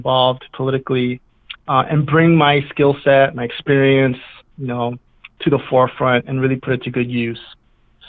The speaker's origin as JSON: {"language": "English", "town": "New York City", "region": "New York", "country": "United States", "tie": "born or raised there", "moved": "yes", "lives_now": "Deerfield, United States", "said": "I grew up in New York City during the crazy, wild drug wars of the 1980s in the South Bronx"}